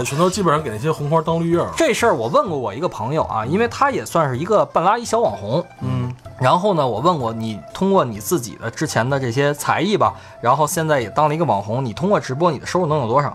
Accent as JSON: {"language": "Chinese", "country": "China", "said": "我们中国人还比较含蓄"}